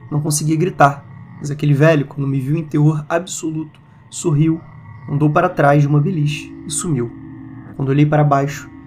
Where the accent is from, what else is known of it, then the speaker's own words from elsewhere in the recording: Areado, Minas Gerais, Brazil; Sou de Areado, que é uma cidade minúscula no sul de Minas